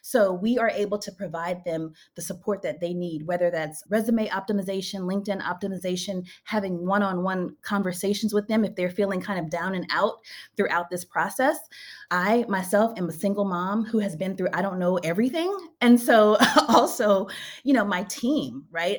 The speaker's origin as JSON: {"language": "English", "region": "Louisiana", "country": "United States", "moved": "as an adult", "lives_now": "Bay Area, United States", "said": "I am from Louisiana."}